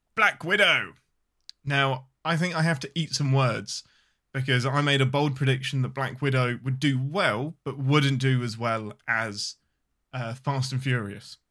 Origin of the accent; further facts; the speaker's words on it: England, United Kingdom; I'm your Englishman